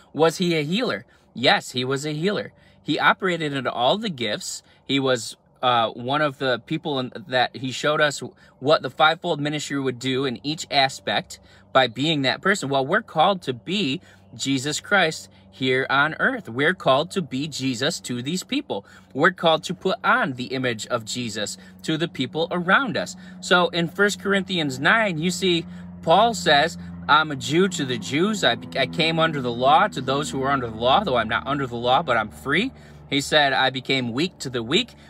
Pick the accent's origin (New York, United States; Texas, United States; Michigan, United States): New York, United States; I'm from New York